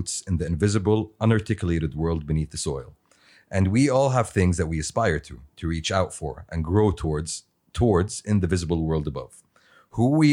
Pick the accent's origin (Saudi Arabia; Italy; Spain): Saudi Arabia; we all have very common, you know, set of values because we grew up in Saudi